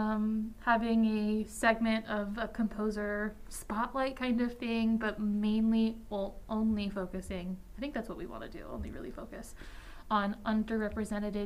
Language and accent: English; Winter Park, Florida, United States; moved away as an adult; now in Amherst, United States; I am from Winter Park, Florida, which is just outside of Orlando.